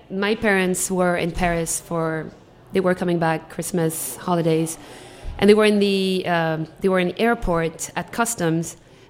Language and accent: English; Algeria; now in Washington, D.C., United States; from Algeria.